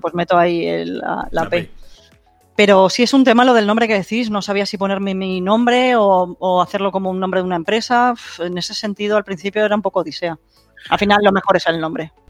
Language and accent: Spanish; Madrid, Community of Madrid, Spain; yo soy de Madrid, pero ahora estoy en Tarragona